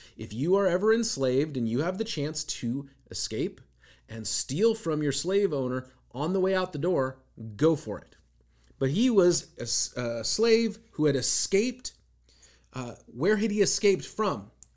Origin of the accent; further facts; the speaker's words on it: Seattle, Washington, United States; growing up in Seattle, I knew a bunch of people